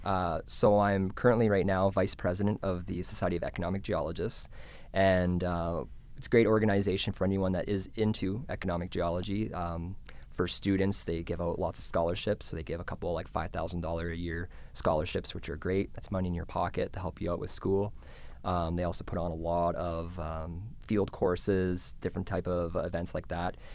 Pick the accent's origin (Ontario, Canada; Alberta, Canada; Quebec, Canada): Alberta, Canada; Canmore; my hometown in Camden, Alberta